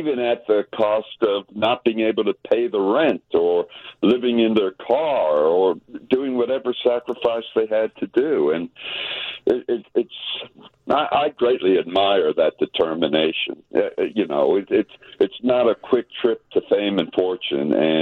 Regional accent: Tennessee, United States; I'm from Tennessee

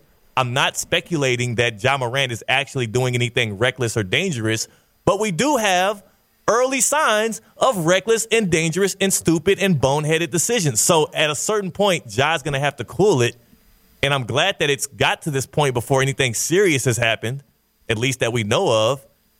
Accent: Missouri City, Texas, United States; I'm from Mo City, Texas, Southwest Houston. I grew up in the suburbs.

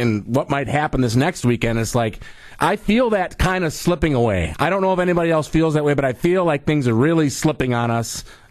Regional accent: Reedsburg, Wisconsin, United States; born or raised there

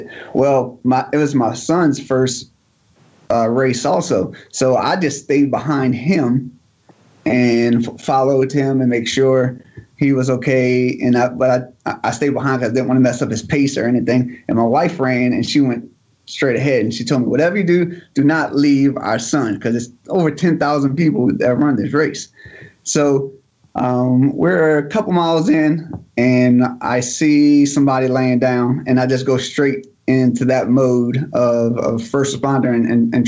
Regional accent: Bridge City, Louisiana, United States; now in Gulfport, United States; I grew up in what we call Metro New Orleans. It's a small town called Bridge City, right by the Hoopalong Bridge

